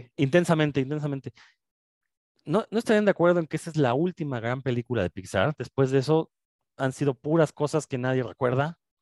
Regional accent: Mexico; uno como mexicano

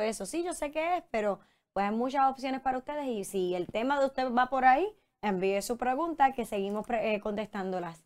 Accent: Puerto Rico; como puertorriqueños

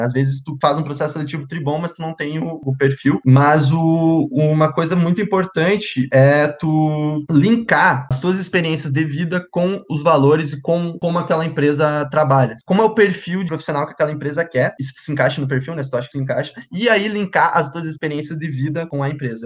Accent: Santa Rosa, Rio Grande do Sul, Brazil; moved away as an adult; also born or lived in Santa Maria; now in Sapucaia do Sul, Brazil; sou natural de Santa Rosa

